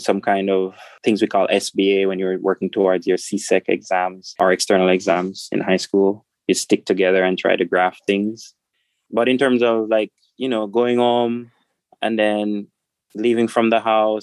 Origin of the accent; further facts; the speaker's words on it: Boston, Portland Parish, Jamaica; moved away as an adult; now in South Carolina, United States; growing up in Boston, I'd say it was a wonderful experience because there's a sense of community